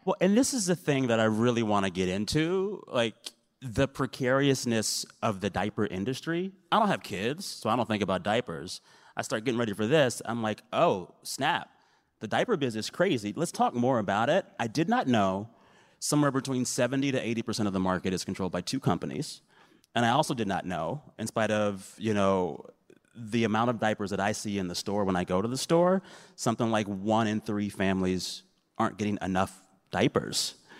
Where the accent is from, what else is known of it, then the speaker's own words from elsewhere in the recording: San Antonio, Texas, United States; I'm from San Antonio